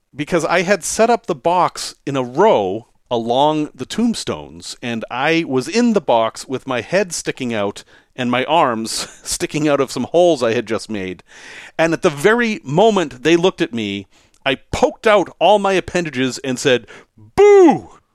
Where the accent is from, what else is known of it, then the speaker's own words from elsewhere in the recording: Salem, Massachusetts, United States; growing up in Salem, Massachusetts, as I did